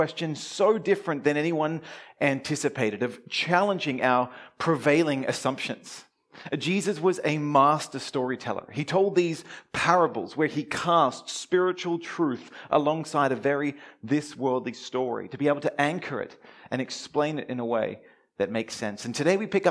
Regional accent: Melbourne, Victoria, Australia; now in Brisbane, Australia; all the way from sunny Brisbane, all the way down here to my hometown, Melbourne

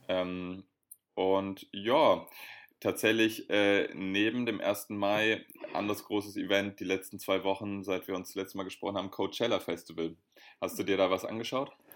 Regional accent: Berlin, Germany; als Berliner

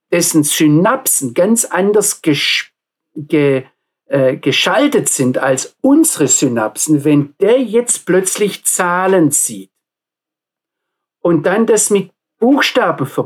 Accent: Baden-Württemberg, Germany; Ich komme aus dem Nordschwarzwald. Wir hatten dort viele, viele Hügel und auf jedem Hügel ein Freizeitheim

